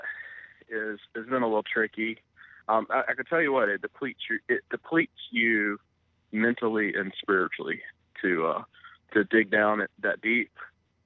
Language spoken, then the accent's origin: English; Mississippi, United States; we're both from Mississippi, kind of how I had seen it growing up